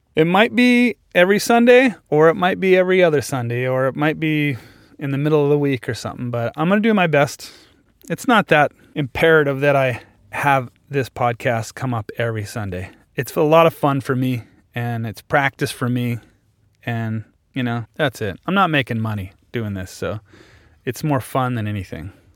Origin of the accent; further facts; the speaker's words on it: Kindersley, Saskatchewan, Canada; I grew up in Saskatchewan